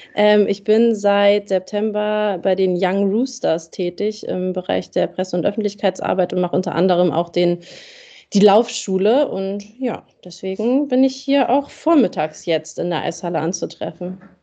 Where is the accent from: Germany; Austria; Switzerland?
Germany; für uns als Deutsche